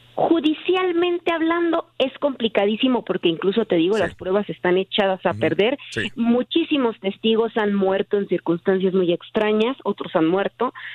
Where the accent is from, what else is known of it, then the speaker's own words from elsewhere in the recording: Tijuana, Baja California, Mexico; soy de Tijuana